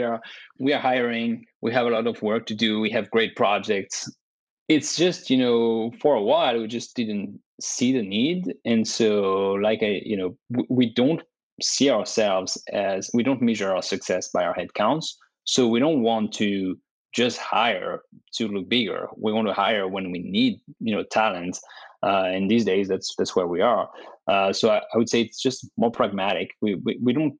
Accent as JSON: {"language": "English", "country": "France", "tie": "born or raised there", "also_born_or_lived": "Dubai / Canada", "moved": "yes", "lives_now": "United States", "said": "I was born and raised in France."}